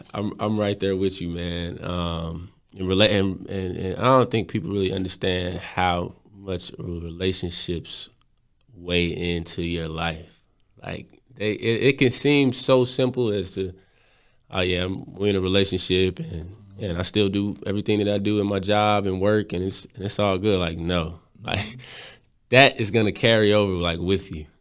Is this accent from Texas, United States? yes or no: yes; Texas, United States; I'm from Texas